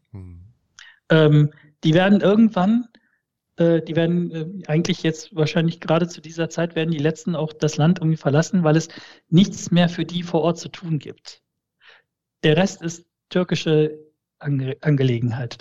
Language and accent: German; the Ruhr area, North Rhine-Westphalia, Germany; German is a second language; also born or lived in Malatya, Turkey / Essen, Germany; ich komme aus dem Pott